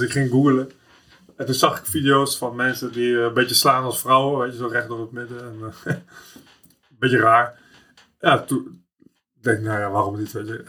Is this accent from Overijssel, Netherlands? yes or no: no; The Hague, South Holland, Netherlands; Ik kom uit Schilswijk, mijn, eh, mijn moeder woonde in Prinshof, in de Schilswijk van Leidschendam.